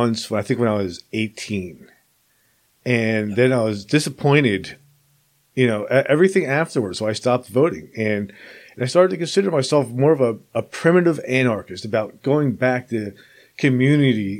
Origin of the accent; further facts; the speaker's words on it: New Jersey, United States; moved away as an adult; also born or lived in Alabama; I grew up in New Jersey and I've lived here all my life, and then I moved to Alabama for 5 years. Now I'm back in New Jersey